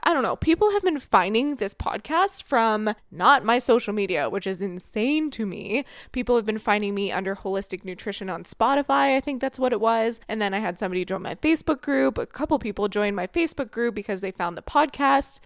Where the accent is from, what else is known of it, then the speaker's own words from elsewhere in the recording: Florida, United States; moved away as an adult; also born or lived in Ohio; now in Canada; I grew up in Florida